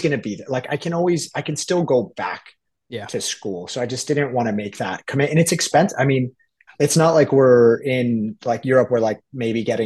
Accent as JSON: {"language": "English", "region": "South Florida", "country": "United States", "tie": "born or raised there", "also_born_or_lived": "Tallahassee, Florida", "said": "I was born and raised in South Florida. Spent my first, I guess, 20 when you go to college, my first 18 years in South Florida"}